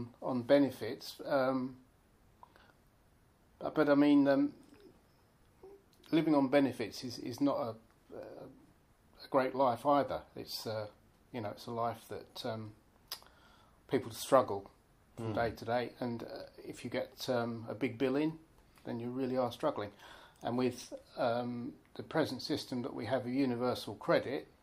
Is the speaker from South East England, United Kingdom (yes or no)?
no; Thurrock, East of England, United Kingdom; Yes, I've lived in Thurrock all my life. I was born in Alsett Hospital.